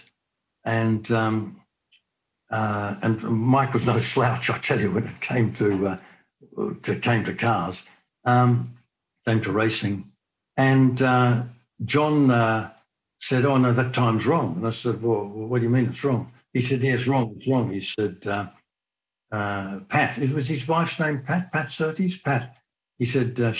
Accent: Australia; moved away as an adult; being an Australian

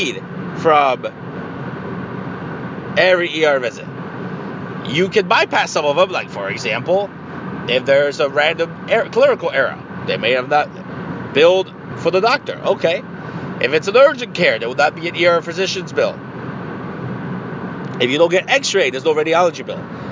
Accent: Mexico; moved away; I am from Mexico.

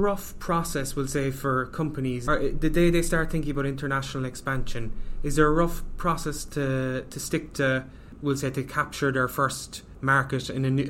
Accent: Ireland

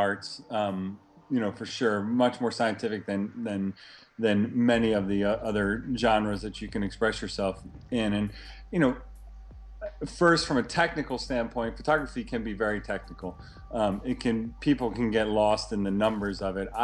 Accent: Baltimore, Maryland, United States; now in San Diego, United States; I grew up in Baltimore

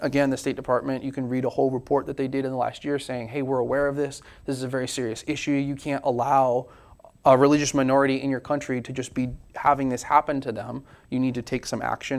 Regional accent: United States; we're very American

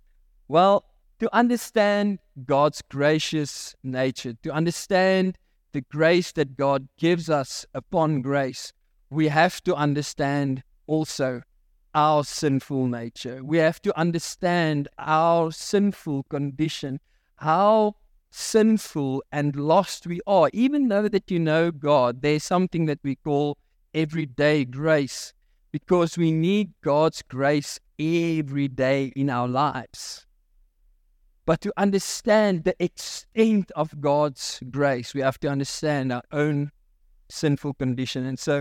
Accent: Free State, South Africa; I grew up in the Free State, and the mining houses had big backyards, and so there was a lot of space to chip, right?

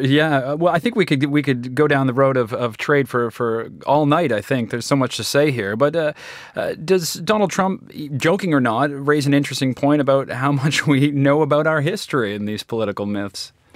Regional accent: Canada; as a Canadian

